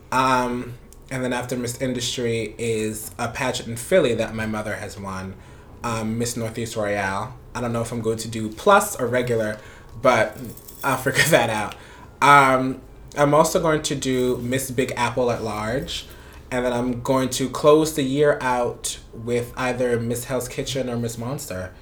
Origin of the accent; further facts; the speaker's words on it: Panama; also born or lived in Florida; now in Brooklyn, United States; originally I'm from Panama, and mm-hmm. I moved here in 1999